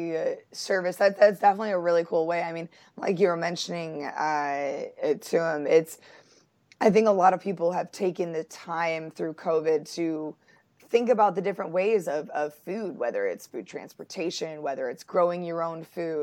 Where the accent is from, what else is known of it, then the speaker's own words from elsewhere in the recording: Buffalo, New York, United States; now in North Carolina, United States; I'm from Buffalo